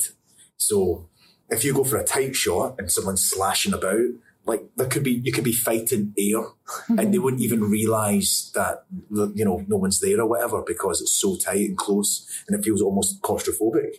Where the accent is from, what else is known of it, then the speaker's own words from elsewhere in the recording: Scotland, United Kingdom; I'm Scottish